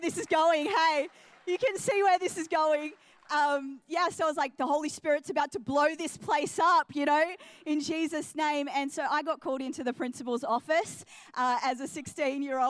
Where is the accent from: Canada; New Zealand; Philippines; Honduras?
New Zealand; also born or lived in England / Adelaide, Australia / Geelong, Australia; now in Australia; So born into a Muslim family, and we moved to New Zealand when I was 2 years old, and so grew up in New Zealand.